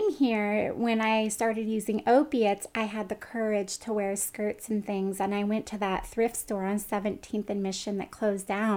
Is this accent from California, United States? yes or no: yes; Pioneer, California, United States; moved away; also born or lived in San Francisco; I grew up in Pioneer, California, which is an hour and 20 minutes northeast of Stockton off of Highway 88. And my hometown is a little less than 2,000 people.